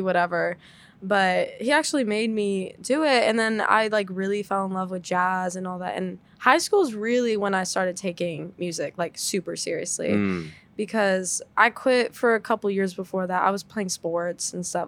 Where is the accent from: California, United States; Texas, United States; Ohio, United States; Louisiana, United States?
Texas, United States; Dallas; moved away as an adult; now in Boston, United States; I'm from Dallas